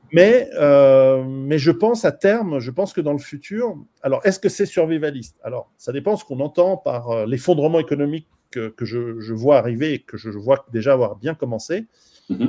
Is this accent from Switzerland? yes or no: yes; Switzerland; je suis suisse